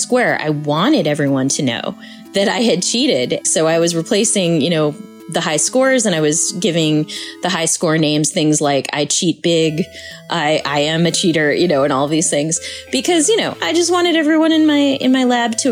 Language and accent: English; Boston, Massachusetts, United States; I grew up with in Boston